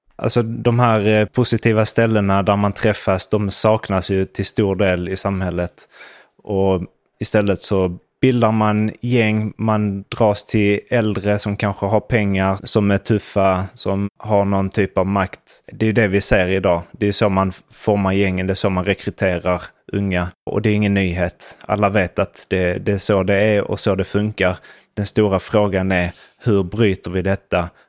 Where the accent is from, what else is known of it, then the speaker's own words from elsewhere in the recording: Sweden; now in Spain; Vi som svenskar i Sverige, eller för den delen i Spanien som vi är